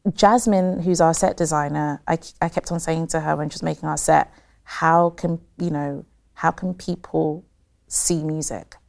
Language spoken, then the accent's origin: English; Croydon, London, United Kingdom; I'm from Croydon